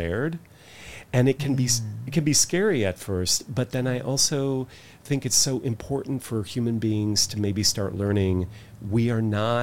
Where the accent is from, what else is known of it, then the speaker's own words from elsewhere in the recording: United States; being American and being Western